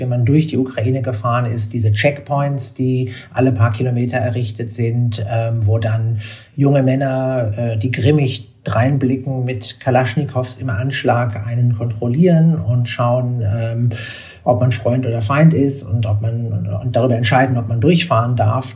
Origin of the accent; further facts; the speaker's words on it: Berlin, Germany; ich bin in Berlin aufgewachsen, äh, zur Zeit, als noch die Mauer stand